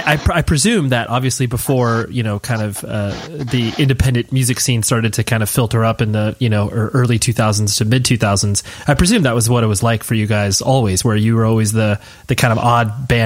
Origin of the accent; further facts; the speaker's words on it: California, United States; at the PCH Club in Wilmington, California, because I'm from Southern California.